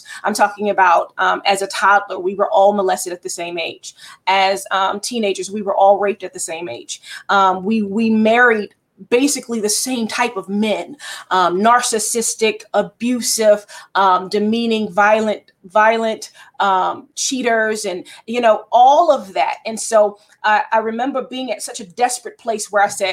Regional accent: Baltimore, Maryland, United States; also born or lived in Towson, Maryland; I was born and raised in Baltimore, Maryland. I spent some years here and there, but mostly Baltimore is my hometown

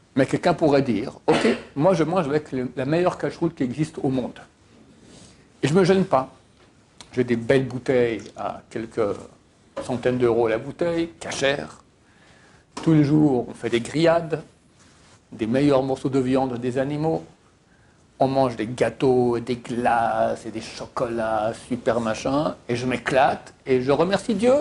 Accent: Switzerland; moved away; je viens de Suisse

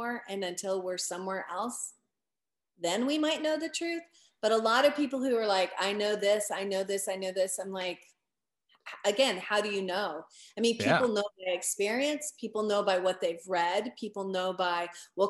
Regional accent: United States; I grew up in America and I grew up in the Christian faith

